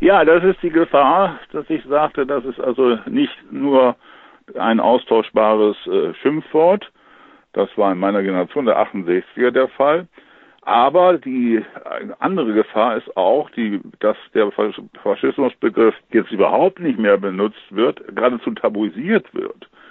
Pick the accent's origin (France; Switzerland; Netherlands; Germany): Germany; bei uns in Deutschland